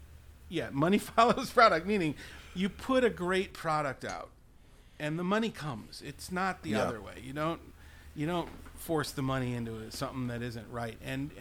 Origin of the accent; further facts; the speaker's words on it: Milwaukee, Wisconsin, United States; I wish my hometown would have supported the 20-year-old Kevin Suker and the 20-year-old … differently.